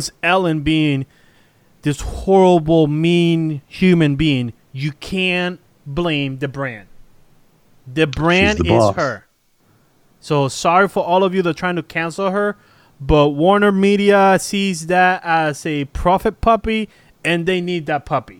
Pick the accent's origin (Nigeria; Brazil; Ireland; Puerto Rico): Puerto Rico; born there; I was born in Puerto Rico, so I'm like a native.